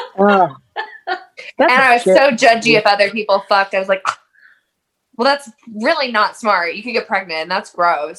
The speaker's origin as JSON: {"language": "English", "town": "Raytown", "region": "Missouri", "country": "United States", "tie": "born or raised there", "said": "I grew up in Raytown, Missouri, which is just like a suburb of Kansas City, in like southeast Kansas City"}